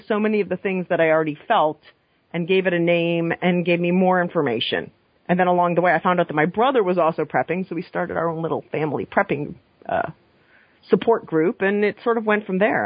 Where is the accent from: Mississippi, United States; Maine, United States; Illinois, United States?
Maine, United States; now in New York, United States; growing up in Maine in the 80s